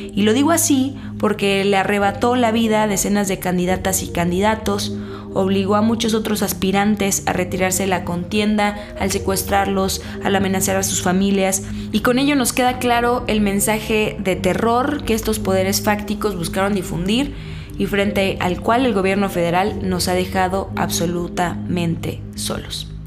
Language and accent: Spanish; Mexico City, Mexico; de chiquita vivía en La Escandón